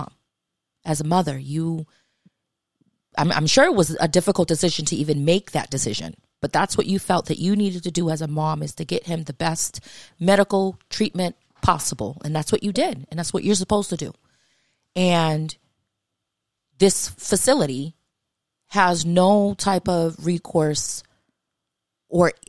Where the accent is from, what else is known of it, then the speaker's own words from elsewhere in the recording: Massachusetts, United States; I'm from Massachusetts